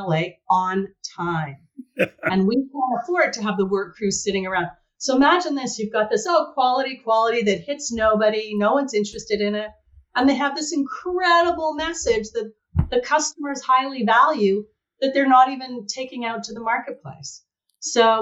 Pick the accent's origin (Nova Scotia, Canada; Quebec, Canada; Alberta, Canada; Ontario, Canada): Quebec, Canada; Montreal; moved away as an adult; also born or lived in Toronto / Silicon Valley; I grew up in Montreal, joined Xerox Canada, and spent 20 years with the organization.